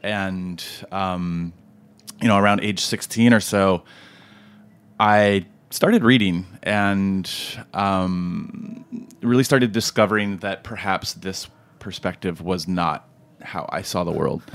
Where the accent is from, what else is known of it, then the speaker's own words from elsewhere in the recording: California, United States; now in Brooklyn, United States; I was born in California, which is true.